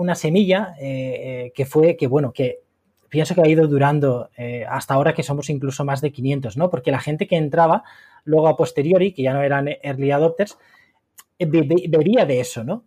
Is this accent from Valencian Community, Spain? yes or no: yes; Valencia, Valencian Community, Spain; moved away as an adult; also born or lived in Madrid; now in Murcia, Spain; una ciudad que no es la mía, porque yo soy de Valencia